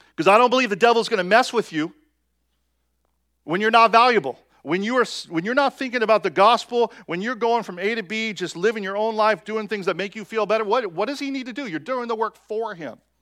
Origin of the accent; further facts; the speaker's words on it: United States; us as American Christians